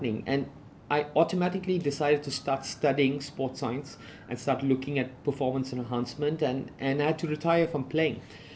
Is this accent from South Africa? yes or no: yes; South Africa; I grew up in South Africa